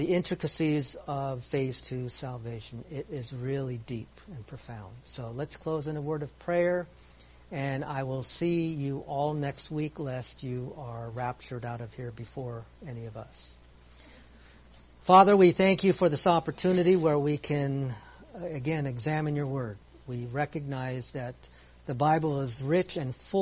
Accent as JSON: {"language": "English", "country": "Philippines", "said": "I'm Filipino"}